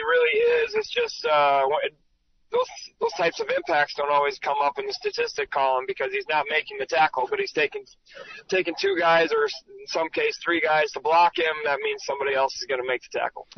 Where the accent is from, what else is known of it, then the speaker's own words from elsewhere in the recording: Centerville, South Dakota, United States; We grew up in Centerville, but we would we would make the trek up to Sioux Falls to watch the President's Bowl